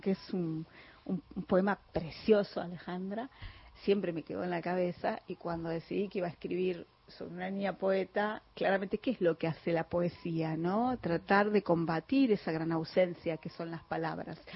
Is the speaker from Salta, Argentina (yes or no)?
no; San Martín, Buenos Aires Province, Argentina; los dos somos de San Martín